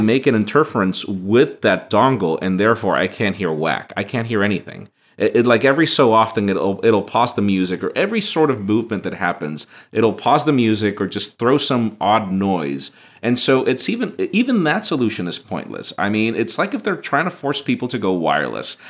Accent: Honduras; moved away; I'm originally from Honduras

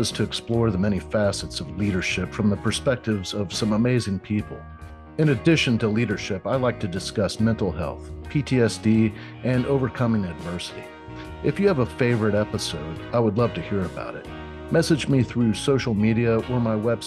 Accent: Orlando, Florida, United States; I'm native Orlandoan

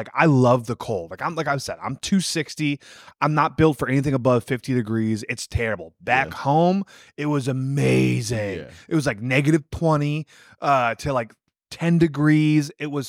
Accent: Wisconsin, United States; born or raised there; moved away

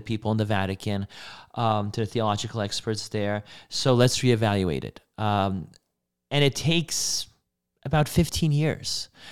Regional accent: Poland; moved away; I was born in Poland in nineteen ninety.

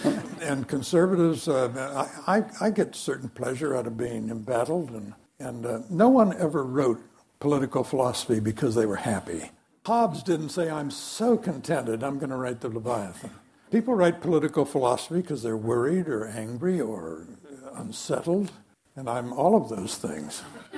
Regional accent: Champaign, Illinois, United States; I grew up in central Illinois, marinated in the spirit of Lincoln. I grew up in Champaign-Urbana.

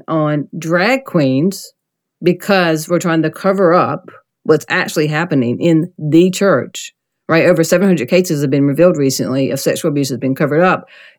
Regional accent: the South, United States; especially maybe growing up in the South and being gay

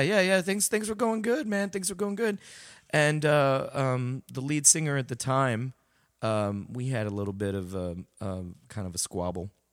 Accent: San Antonio, Texas, United States; also born or lived in Dallas, Texas; originally I was um, San Antonio, and um, you know I I started um, you know preschool, elementary around there, mm-hmm. and um, that was the south side of San Antonio, and then uh, my my parents uh, moved to Dallas um, mm-hmm. for a job, so then I pretty much finished the rest of my school career kind of in Dallas until high school and went back to San Antonio

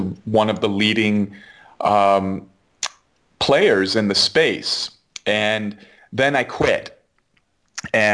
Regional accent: United States; as an American

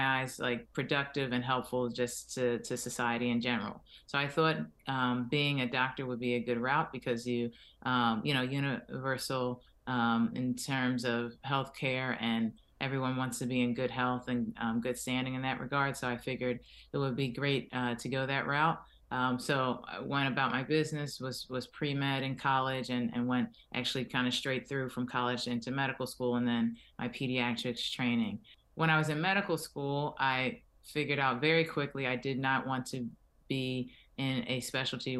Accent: Philadelphia, Pennsylvania, United States; moved away as an adult; now in Miami, United States; I'm originally from Philadelphia

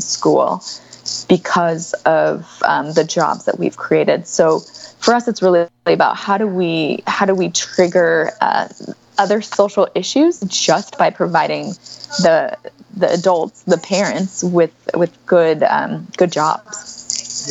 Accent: United States; as Americans

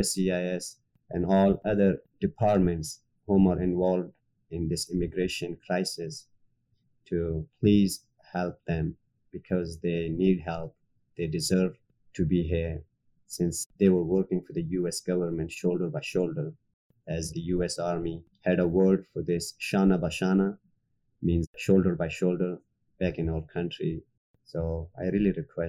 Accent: Afghanistan; moved away as an adult; now in United States; When we moved from Afghanistan, I was one of the 76,000 Afghans

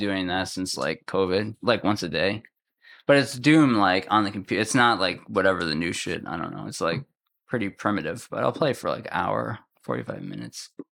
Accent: Massachusetts, United States; now in West Orange, United States; I'm from Massachusetts.

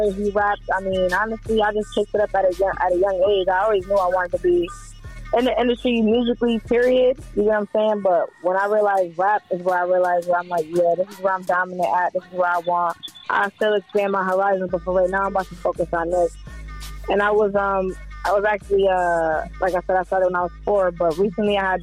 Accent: Syracuse, New York, United States; I'm from Syracuse, New York. You know, that's 315 upstate New York

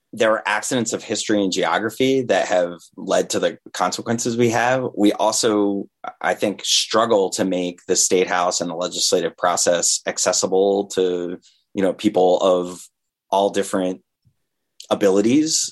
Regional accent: Vermont, United States; I grew up in Vermont

